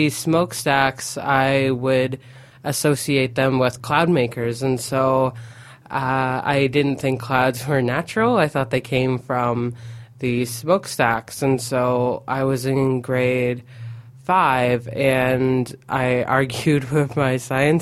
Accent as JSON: {"language": "English", "area": "Aamjiwnaang", "region": "Ontario", "country": "Canada", "tie": "born or raised there", "said": "growing up in Amjadong, I noticed that my family would go on small trips"}